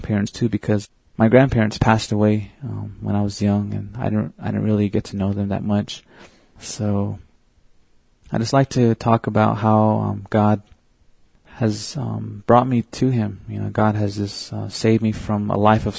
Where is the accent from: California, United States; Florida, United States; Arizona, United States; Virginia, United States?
Arizona, United States; Red Lake; I'm from the Navajo Reservation. I live at a little town called Red Lake, Arizona, and I was born and raised there.